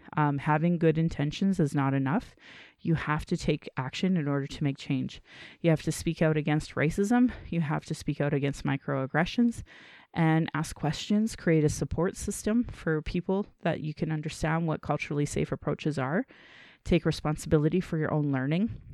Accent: Calgary, Alberta, Canada; I was born in Calgary

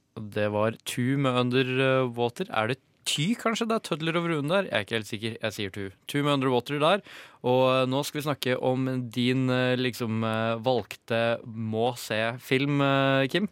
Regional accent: Norway; vi som nordmenn

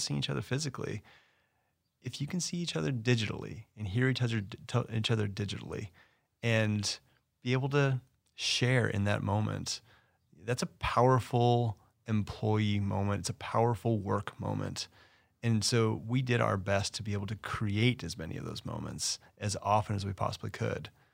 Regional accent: Los Angeles, California, United States; It's my hometown. I love L

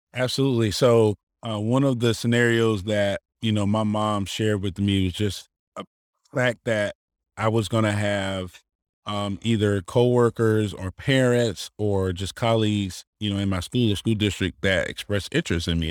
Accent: Manning, South Carolina, United States; I'm originally from Manning, South Carolina

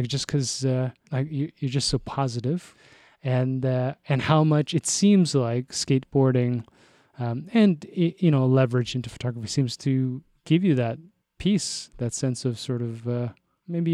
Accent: Toronto, Ontario, Canada; moved away; I'm from Toronto.

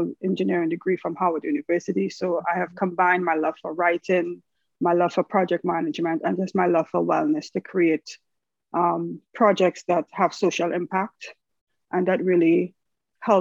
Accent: Trinidad & Tobago; I am from the Caribbean, Trinity to the bone. I'm sure you guys can hear the accent

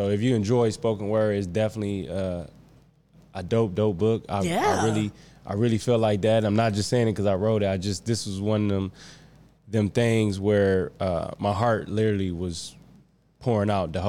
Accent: Atlanta, Georgia, United States; moved away as an adult; also born or lived in Michigan; now in Ohio, United States; I was raised in Atlanta. Originally born in Michigan, but my mom moved us down there younger.

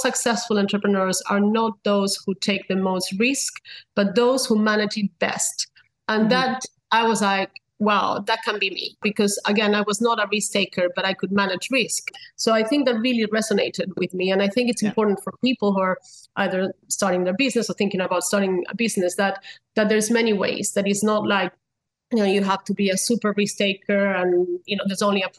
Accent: Spain; moved away as an adult; also born or lived in United States; now in London, United Kingdom; I was born and raised in Spain.

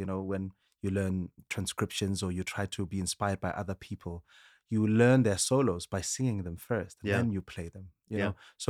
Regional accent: Sebokeng, Gauteng, South Africa; From childhood, you know, growing up in South Africa, in Sebokeng with my brother

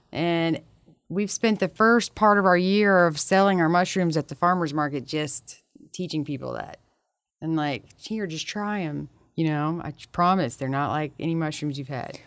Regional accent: Baton Rouge, Louisiana, United States; We're both from Baton Rouge.

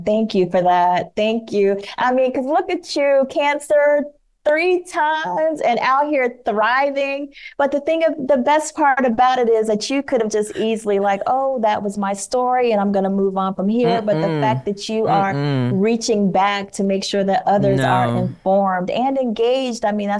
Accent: Georgia, United States; also born or lived in Washington, D.C.; And so my husband retired here in the Atlanta area, but we're actually from Georgia. So it all worked out. So we essentially came home when he retired.

